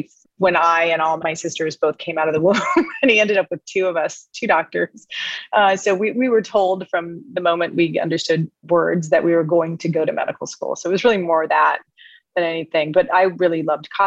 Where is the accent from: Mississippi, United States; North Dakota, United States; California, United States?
North Dakota, United States; Minot; also born or lived in Texas; I was born in Texas, but I grew up mainly in Minot, North Dakota